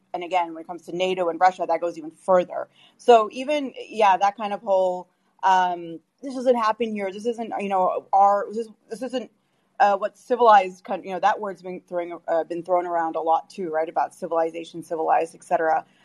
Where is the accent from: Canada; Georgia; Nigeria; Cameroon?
Canada; now in United States; I'm also Canadian